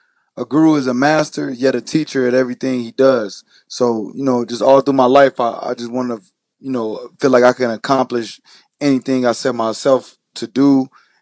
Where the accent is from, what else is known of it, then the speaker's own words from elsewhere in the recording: Chicago, Illinois, United States; also born or lived in Carbondale, Illinois; I'm from Chicago.